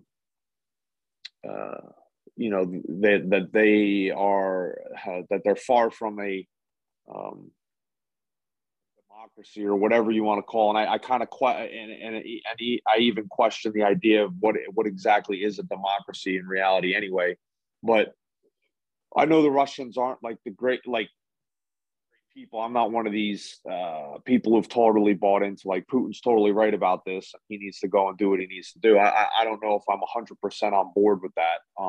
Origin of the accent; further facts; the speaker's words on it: United States; as an American